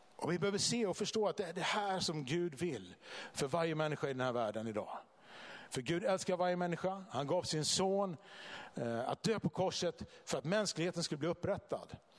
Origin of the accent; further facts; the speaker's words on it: Vallentuna, Stockholm County, Sweden; now in Bodafors, Sweden; jag kommer från eh, Vallentuna utanför Stockholm från början